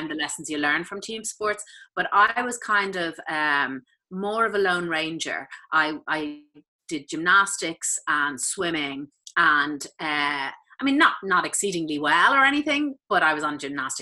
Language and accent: English; Malahide, Leinster, Ireland; I grew up in Malahide in North County Dublin, right beside the sea.